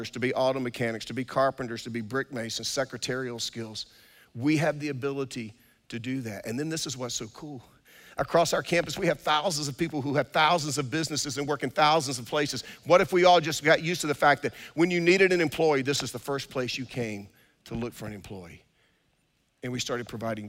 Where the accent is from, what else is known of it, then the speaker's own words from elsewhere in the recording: Durham, North Carolina, United States; I grew up on Austin Avenue in Durham